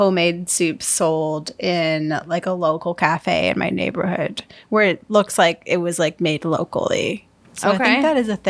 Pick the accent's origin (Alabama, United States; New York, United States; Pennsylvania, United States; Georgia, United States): New York, United States; Syracuse; my hometown, Syracuse, New York